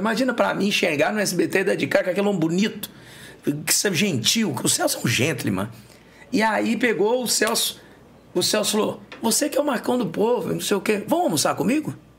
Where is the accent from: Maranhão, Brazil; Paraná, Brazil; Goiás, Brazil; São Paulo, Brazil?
Goiás, Brazil; also born or lived in Gurupi, Tocantins / Goiânia / Brasília; Goiás, que é a minha terra, de Goiás